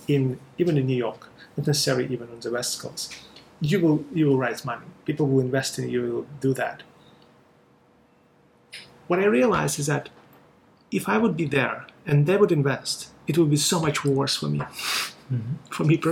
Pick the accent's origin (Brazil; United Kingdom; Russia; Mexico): Russia; English is a second language; also born or lived in China; now in Hong Kong; growing up in Russia first, then moving to China, then moving to Hong Kong.